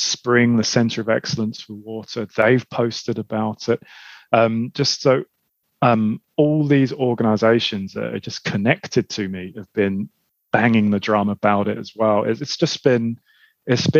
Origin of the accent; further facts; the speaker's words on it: London, United Kingdom; I grew up in Southeast London, grew up in Lewisham.